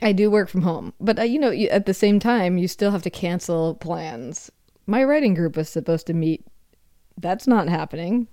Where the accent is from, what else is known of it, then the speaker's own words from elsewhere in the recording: Minnesota, United States; now in Seattle, United States; I grew up in Minnesota